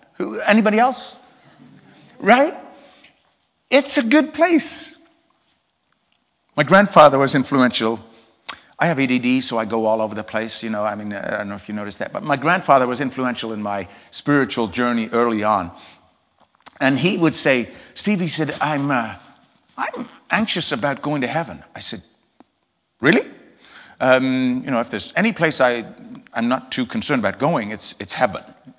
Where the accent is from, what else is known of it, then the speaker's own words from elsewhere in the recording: England, United Kingdom; now in Port Huron, United States; I'm from England originally, although I never really lived in England long. That's why my accent is such a mess. But we moved to the States in 1984 to Port Huron, Michigan